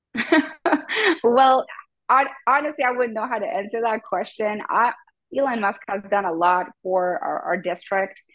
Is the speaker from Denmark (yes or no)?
no; Mexico; now in Texas, United States; I was born in Mexico